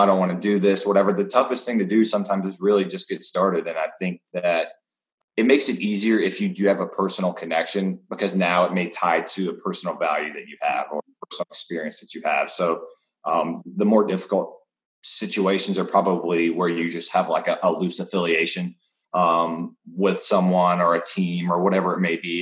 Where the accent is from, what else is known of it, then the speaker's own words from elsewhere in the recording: North Carolina, United States; moved away as an adult; also born or lived in Arizona; I grew up in North Carolina. I've been there my entire life